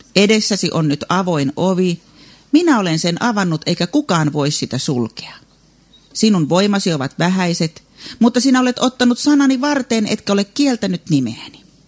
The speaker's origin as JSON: {"language": "Finnish", "region": "South Ostrobothnia", "country": "Finland", "said": "Meillä Etelä-Pohjanmaalla"}